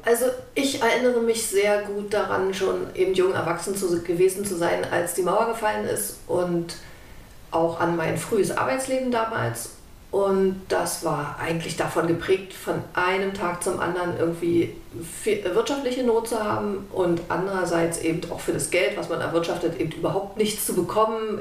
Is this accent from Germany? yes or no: yes; Germany; Ich bin in der DDR groß geworden